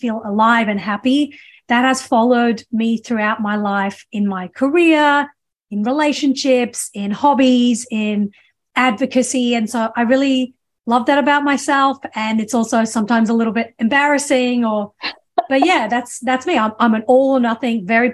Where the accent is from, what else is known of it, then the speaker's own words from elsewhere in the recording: Australia; also born or lived in England; now in United States; I grew up in Australia. I was born in England